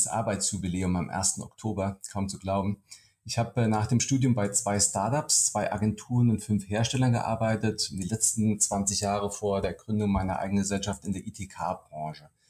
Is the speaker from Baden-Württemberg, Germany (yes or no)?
no; Hesse, Germany; moved away as an adult; now in Berlin, Germany; Also ich bin äh, privat gebürtiger Hesse, habe dort gelebt, meine Kindheit, ähm, bevor, bis ich äh, 2012 in meine neue Wahlheimat nach Berlin gezogen bin.